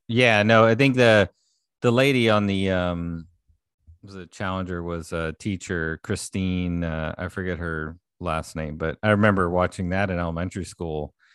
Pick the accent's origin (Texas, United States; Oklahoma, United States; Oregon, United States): Texas, United States; Houston; growing up in Houston area